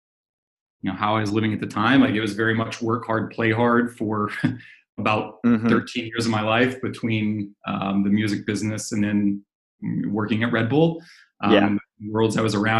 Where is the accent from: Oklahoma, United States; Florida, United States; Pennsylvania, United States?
Oklahoma, United States; I grew up in Oklahoma